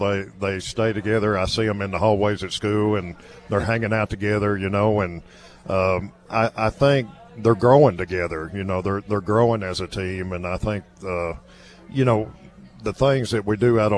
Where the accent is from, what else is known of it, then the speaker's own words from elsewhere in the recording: Livingston, Tennessee, United States; also born or lived in Macon County, Tennessee; I grew up in Olden County and Livingston